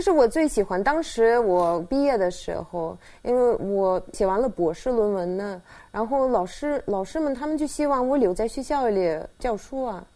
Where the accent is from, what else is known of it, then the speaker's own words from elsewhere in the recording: Saint Petersburg, Russia; Chinese is a second language; moved away as an adult; now in China; 我是出生在省彼得堡